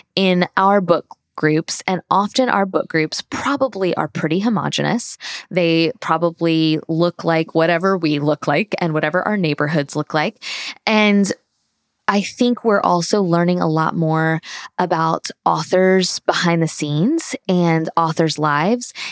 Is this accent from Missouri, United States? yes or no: no; Tallahassee, Florida, United States; moved away as an adult; also born or lived in Alabama; now in Georgia, United States; Born and raised in Tallahassee